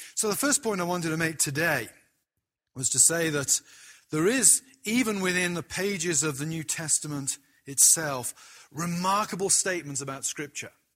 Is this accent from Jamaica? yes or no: no; United Kingdom; as a British person